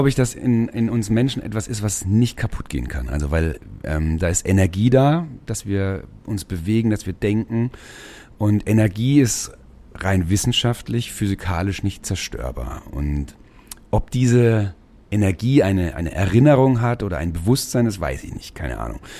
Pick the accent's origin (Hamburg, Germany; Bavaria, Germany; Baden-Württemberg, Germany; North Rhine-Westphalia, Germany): Bavaria, Germany; Schweinfurt; also born or lived in Mainz; now in Marktsteinach, Germany; Also geboren bin ich in Mainz tatsächlich und ähm, aufgewachsen in dem deutschen Detroit in Schweinfurt City.